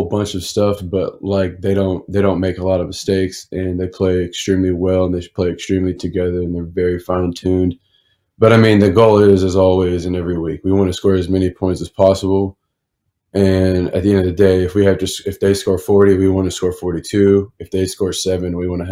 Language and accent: English; Texas, United States; moved away; I'm from Texas